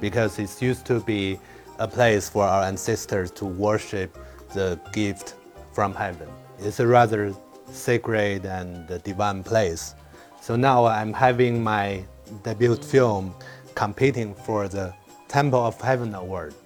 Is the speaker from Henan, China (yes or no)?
no; Beijing, China; Beijing is my hometown and uh, it's where I grew up